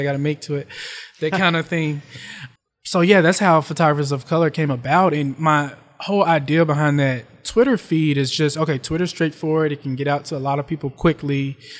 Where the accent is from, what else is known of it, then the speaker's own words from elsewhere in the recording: West Memphis, Arkansas, United States; now in New York, United States; I grew up in West Memphis, Arkansas, but I always had family in Memphis.